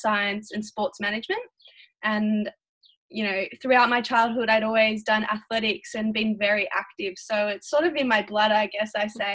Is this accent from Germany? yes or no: no; Melbourne, Victoria, Australia; I'm from Melbourne in Victoria, which is in Australia, on the other side of the world to you guys.